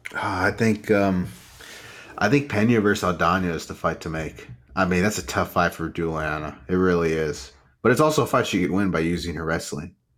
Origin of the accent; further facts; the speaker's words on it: Rio Grande Valley, Texas, United States; I'm from the Rio Grande Valley